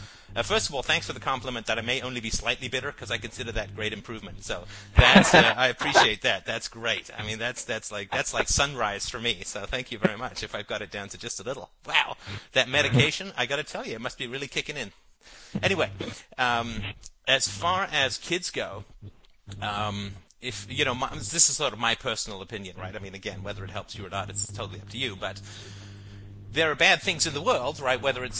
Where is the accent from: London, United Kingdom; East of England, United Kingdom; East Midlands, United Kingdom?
London, United Kingdom; also born or lived in Africa; I grew up in London, and I lived for a little while in Africa, and went to boarding school near Wales.